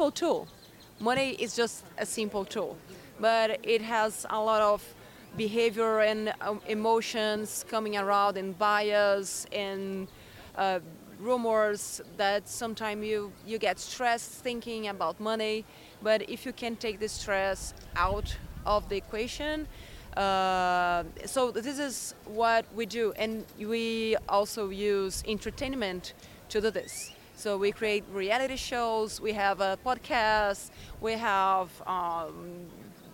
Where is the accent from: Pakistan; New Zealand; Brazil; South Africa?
Brazil; I came from Brazil